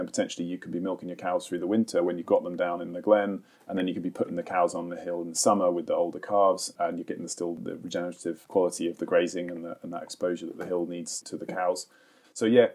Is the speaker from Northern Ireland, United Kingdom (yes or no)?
no; Suffolk, East of England, United Kingdom; now in Highlands, United Kingdom; I grew up in Suffolk